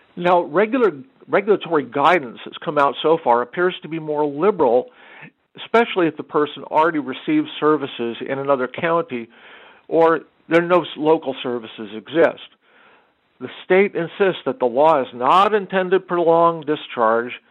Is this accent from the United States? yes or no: yes; Arizona, United States; now in Inland Empire, United States; my home state of Arizona